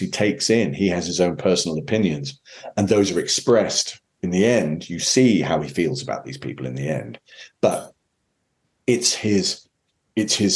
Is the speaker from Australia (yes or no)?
no; Scotland, United Kingdom; moved away as an adult; now in United States; being Scottish, my father, you know, regularly used to bring scotch out. We'd toast at the table. It's deeply rooted in you as somebody from Scotland, from the UK